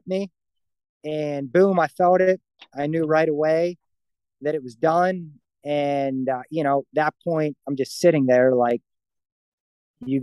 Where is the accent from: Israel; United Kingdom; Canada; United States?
United States; Murrysville, Pennsylvania; Murraysville, so like right outside Pittsburgh